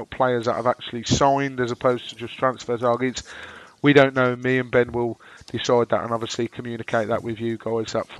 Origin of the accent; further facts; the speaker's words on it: Birmingham, West Midlands, United Kingdom; accent: Brummy; my droning Brummy accent